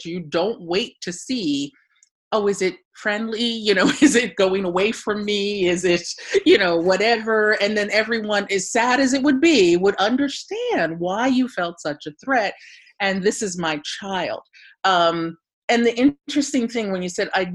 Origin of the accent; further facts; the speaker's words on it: Ocean City, New Jersey, United States; now in Philadelphia, United States; growing up in Ocean City, New Jersey